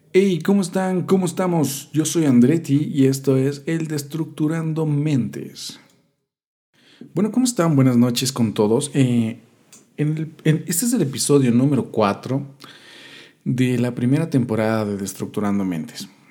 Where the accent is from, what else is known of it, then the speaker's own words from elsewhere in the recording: Quito, Pichincha, Ecuador; yo soy de Quito, Ecuador